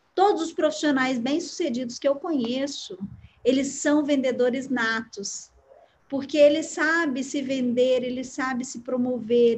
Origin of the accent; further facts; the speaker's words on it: Uberlândia, Minas Gerais, Brazil; Eu nasci em Uberlândia, né? Sou de uma família que nasceu também aqui